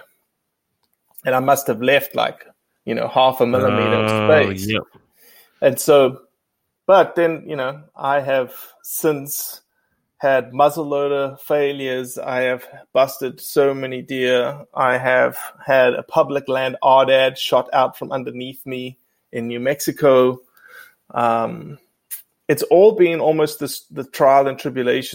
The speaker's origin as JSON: {"language": "English", "country": "South Africa", "tie": "born or raised there", "also_born_or_lived": "Mississippi", "moved": "as an adult", "lives_now": "United States"}